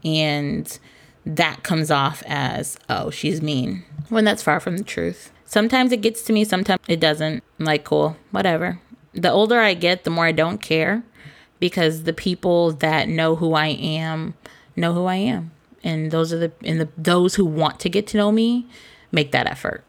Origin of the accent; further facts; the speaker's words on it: Cambridge, Massachusetts, United States; our hustle as kids growing up in Cambridge